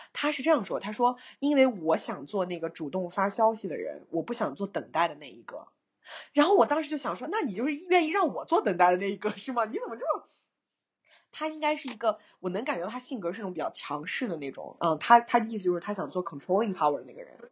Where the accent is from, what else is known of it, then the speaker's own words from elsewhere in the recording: China; 我是中国人